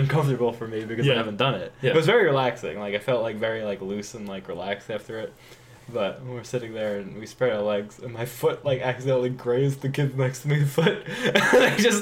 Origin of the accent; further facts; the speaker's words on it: Philadelphia, Pennsylvania, United States; We're like Philly